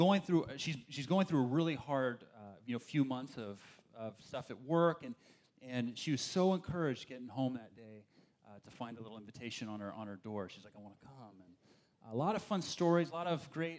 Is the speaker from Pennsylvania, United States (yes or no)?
no; Berkeley, California, United States; I grew up in the East Bay over there in Berkeley